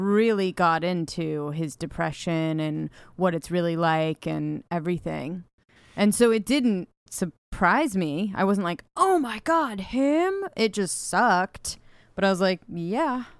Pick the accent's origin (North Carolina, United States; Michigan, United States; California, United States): California, United States; Ojai; my hometown of Ojai